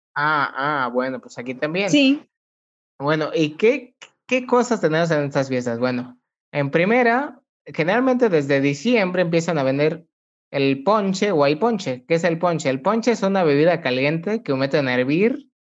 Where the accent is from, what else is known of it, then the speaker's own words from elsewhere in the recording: Mexico; los mexicanos tenemos nuestro cantadito, nuestra forma de expresarnos, muy peculiar.